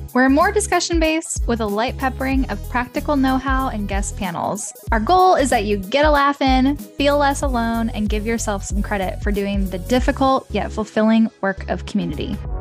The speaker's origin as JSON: {"language": "English", "country": "United States", "tie": "born or raised there", "said": "I grew up in Amish country"}